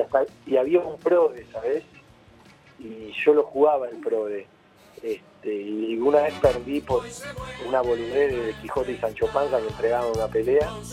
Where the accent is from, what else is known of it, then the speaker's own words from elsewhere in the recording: Buenos Aires, Argentina; soy paternal